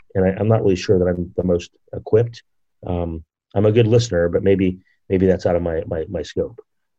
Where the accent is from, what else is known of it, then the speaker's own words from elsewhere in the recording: Martinez, California, United States; English is a second language; growing up here as an immigrant, English is my second language